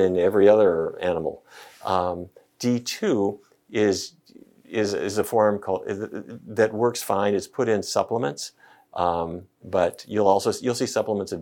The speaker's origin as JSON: {"language": "English", "region": "North Dakota", "country": "United States", "tie": "born or raised there", "said": "I grew up in North Dakota."}